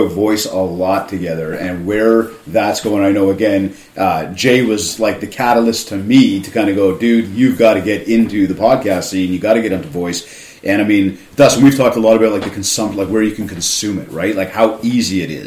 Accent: Canada; I'm from Canada

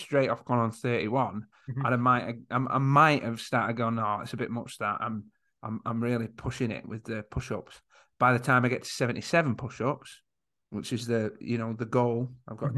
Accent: Yorkshire and the Humber, United Kingdom; I am from Yorkshire

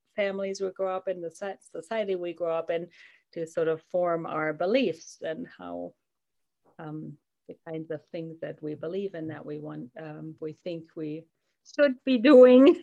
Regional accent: Germany; now in Durango, United States; I live in Colorado, Durango, Colorado. I am originally from Germany.

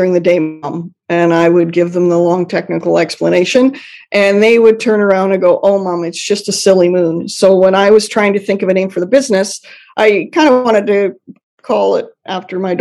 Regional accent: Canada; I'm Canadian

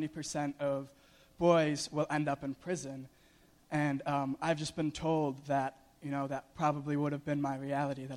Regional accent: Buffalo, New York, United States; moved away as an adult; also born or lived in Cherepanovo, Russia; now in Boston, United States; I'm from Buffalo, New York

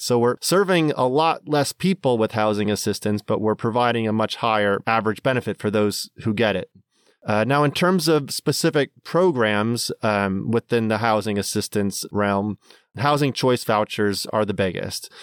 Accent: Minnesota, United States; now in Washington, D.C., United States; growing up in Minnesota

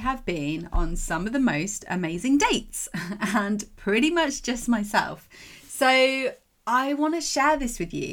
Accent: England, United Kingdom; I'm English

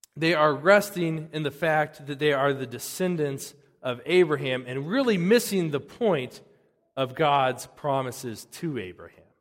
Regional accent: United States

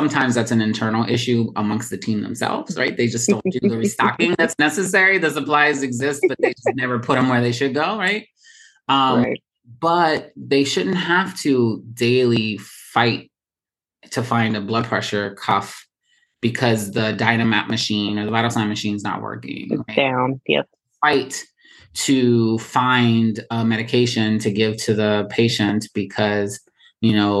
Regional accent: Baltimore, Maryland, United States; moved away as an adult; now in New York City, United States; I'm from Baltimore, so I have a little bit of bias, usually, right? From Baltimore for 16 years, most of my nursing career is in Baltimore

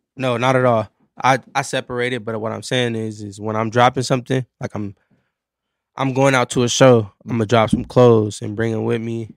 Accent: Carson, California, United States; also born or lived in Long Beach, California; born in, uh, born in Long Beach, raised in Carson, California

